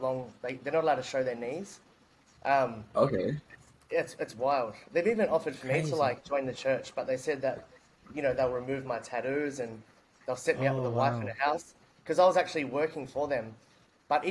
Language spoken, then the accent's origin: English; Sydney, New South Wales, Australia; moved away as an adult; now in Bali, Indonesia; I grew up in Sydney, Australia.